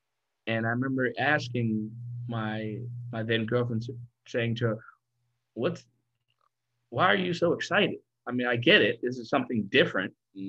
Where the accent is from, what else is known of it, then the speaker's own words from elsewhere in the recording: Freiburg, Baden-Württemberg, Germany; born there; also born or lived in Kenya; I was born in Germany, West Germany, Freiburg to be exact. I lived there mm-hmm. for a little bit, a year or two.